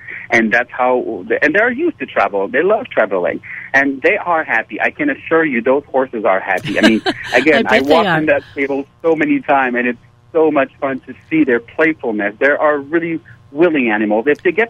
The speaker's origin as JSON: {"language": "English", "town": "Montreal", "region": "Quebec", "country": "Canada", "said": "So, yes, we're from Montreal in Canada."}